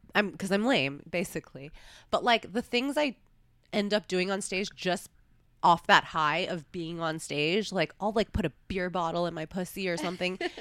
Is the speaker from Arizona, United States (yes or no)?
no; New York, United States; moved away; also born or lived in Los Angeles; I grew up in New York